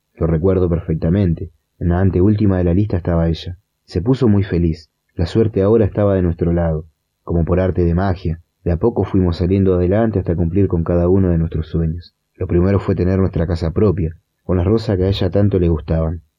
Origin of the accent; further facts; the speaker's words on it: Litoral, Argentina; now in Florencio Varela, Argentina; criarme en esa hermosa selva que está rodeada por grandes lagos, inmensos árboles con animales silvestres que le dan vida al litoral